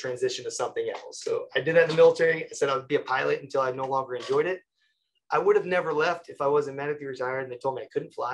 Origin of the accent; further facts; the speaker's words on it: Connecticut, United States; I'm from Connecticut.